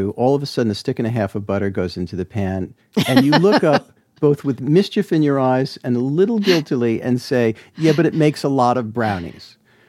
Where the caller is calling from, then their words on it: Comber, Northern Ireland, United Kingdom; We're tuning in from Comer, which is a small village just outside of Belfast.